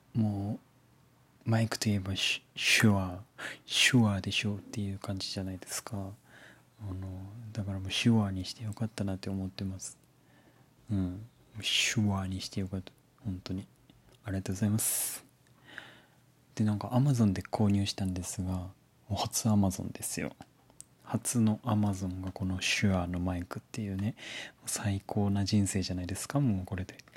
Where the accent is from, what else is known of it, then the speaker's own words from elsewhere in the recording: Fukuoka, Japan; moved away; 私福岡県出身でございまして小さい頃から福岡の美味しい食べ物をたくさん食べて育ったわけなんですけど今福岡から離れて別の場所で暮らしているんですね